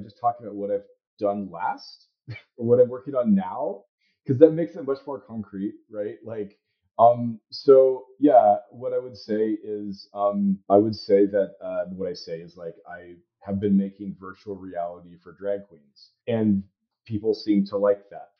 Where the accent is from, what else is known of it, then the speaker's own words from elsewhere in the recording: Arizona, United States; Most of my childhood was spent in Arizona. Tucson and Phoenix and Chandler. I grew up in the desert in the suburbs